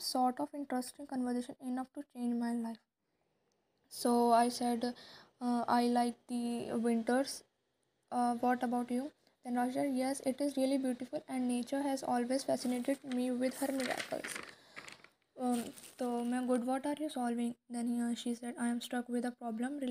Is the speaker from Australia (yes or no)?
no; Rudrapur, Uttarakhand, India; moved away as an adult; now in Dehradun, India; I am originally based from Rudrapur, Uttarakhand